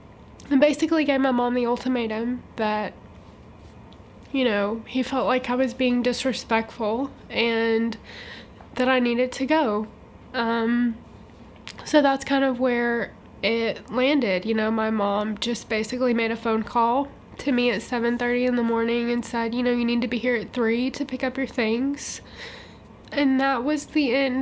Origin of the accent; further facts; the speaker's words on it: Nashville, Tennessee, United States; also born or lived in Portsmouth, New Hampshire; My mom's family is from Alabama, so we moved to Nashville when I was four